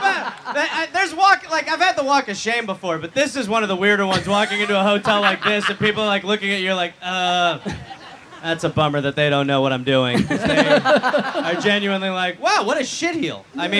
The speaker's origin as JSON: {"language": "English", "region": "Scotland", "country": "United Kingdom", "said": "I come from the United Kingdom. A small island called Scotland."}